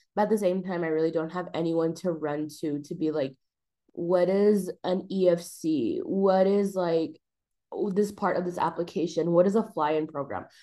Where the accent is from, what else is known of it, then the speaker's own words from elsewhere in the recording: El Paso, Texas, United States; now in Austin, United States; I am from El Paso, Texas